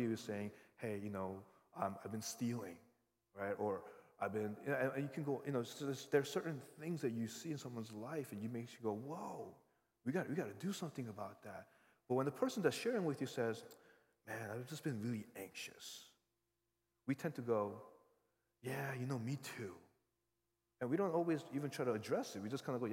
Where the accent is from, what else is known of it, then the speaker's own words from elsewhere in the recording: New York, United States; I grew up in New York